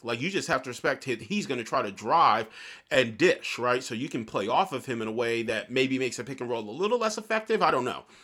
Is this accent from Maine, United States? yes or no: no; New York, United States; I grew up in New York